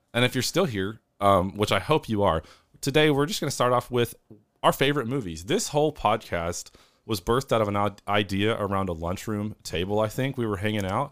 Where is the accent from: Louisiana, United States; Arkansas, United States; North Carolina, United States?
Arkansas, United States; Northeast; I am from Northeast Arkansas, the South, uh, Midwest South.